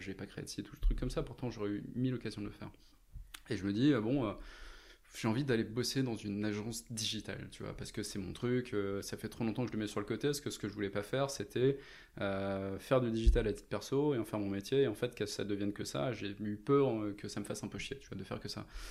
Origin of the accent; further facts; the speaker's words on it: Lens, Hauts-de-France, France; also born or lived in Lille; je suis né dans le Nord, je suis né à Lens. Euh, j'ai fait mes études à Lille